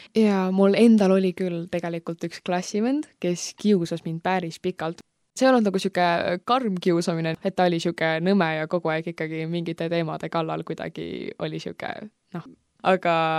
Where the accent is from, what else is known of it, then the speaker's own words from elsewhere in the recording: Tallinn, Harju County, Estonia; now in Viimsi, Estonia; ma algselt tulen Pelgu linnast, sündisin seal, elasin seal päris pikalt, praegu elan Viimsis juba mõnda aega